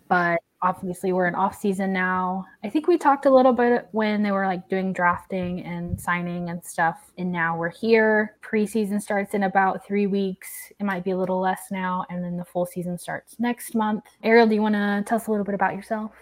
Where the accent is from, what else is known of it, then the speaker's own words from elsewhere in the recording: Oklahoma, United States; I'm from Oklahoma